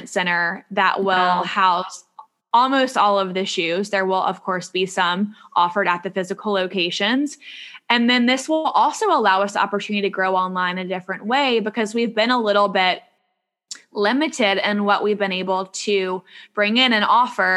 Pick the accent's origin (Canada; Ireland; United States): United States; Charlotte, North Carolina; moved away; I'm from Charlotte